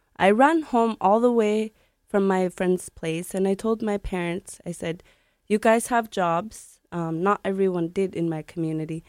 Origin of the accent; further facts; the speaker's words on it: Sanikiluaq, Nunavut, Canada; I grew up in Sanikiloak. It's a community in the middle of the Hudson Bay, right near Quebec. Not near Nunavut at all